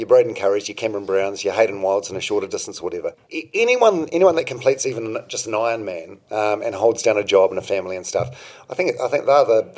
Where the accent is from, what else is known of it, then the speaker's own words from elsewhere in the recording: Palmerston North, Manawatū-Whanganui, New Zealand; now in Auckland, New Zealand; I'm from Palmerston North